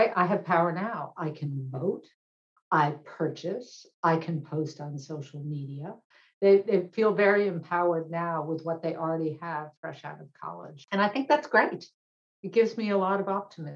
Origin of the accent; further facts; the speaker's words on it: Boston, Massachusetts, United States; I grew up in Boston